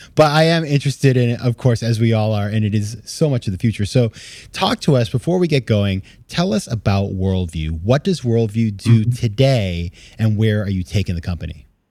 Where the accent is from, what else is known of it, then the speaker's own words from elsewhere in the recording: Maine, United States; when I was a kid, I I grew up in Maine